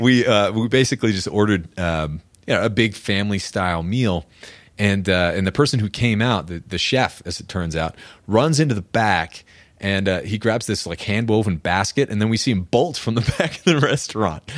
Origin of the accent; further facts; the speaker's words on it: New Hampshire, United States; moved away as an adult; also born or lived in Austin, Texas; now in Colorado, United States; I'm from New Hampshire, middle of nowhere. And we, growing up, we'd eat venison